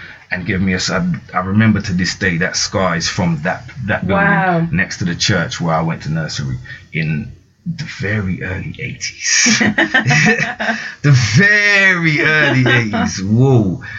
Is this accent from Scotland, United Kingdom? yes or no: no; London, United Kingdom; I'm from South London, like originally